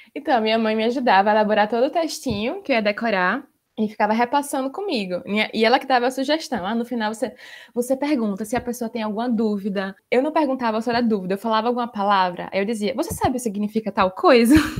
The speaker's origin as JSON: {"language": "Portuguese", "town": "Maceió", "region": "Alagoas", "country": "Brazil", "moved": "as an adult", "lives_now": "Poland", "said": "Sou de Maceió, Alagoas"}